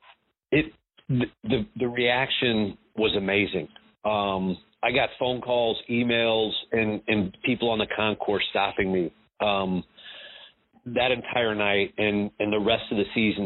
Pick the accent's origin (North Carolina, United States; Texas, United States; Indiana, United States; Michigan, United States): Indiana, United States; Notre Dame; also born or lived in Bloomington, Indiana; now in Frisco, United States; I was born in Bloomington, Indiana. I was delivered by the IU team doctor, and I grew up in Notre Dame